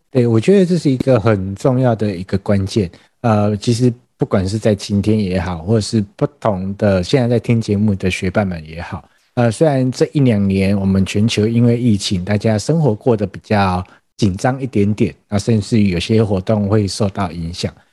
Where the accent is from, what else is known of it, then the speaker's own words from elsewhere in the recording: Taiwan; 我们台湾人是非常有热情的